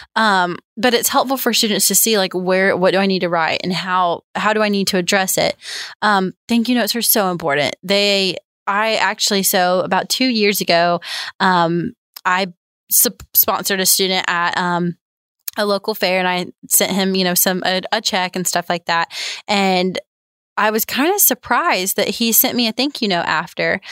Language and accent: English; the South, United States; growing up in the South